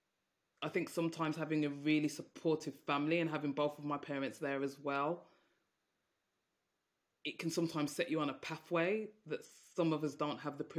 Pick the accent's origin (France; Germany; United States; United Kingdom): United Kingdom; Birmingham, West Midlands; you can probably tell from my accent, I'm from Birmingham, and I grew up in a Jamaican household